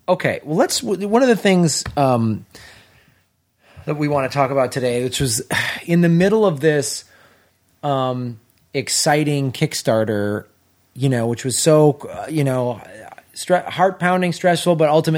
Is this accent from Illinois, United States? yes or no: yes; Chicago, Illinois, United States; I grew up in Chicago